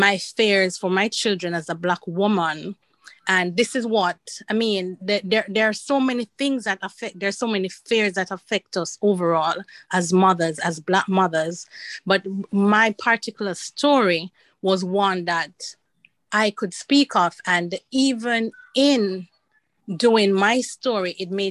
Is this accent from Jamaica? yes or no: yes; Jamaica; moved away as an adult; I'm from Jamaica